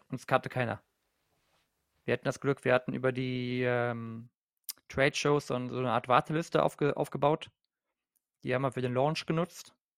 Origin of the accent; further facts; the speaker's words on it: Germany; nicht nur als Deutscher